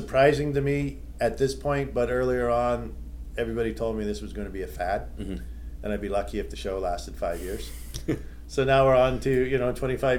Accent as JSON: {"language": "English", "town": "Toronto", "region": "Ontario", "country": "Canada"}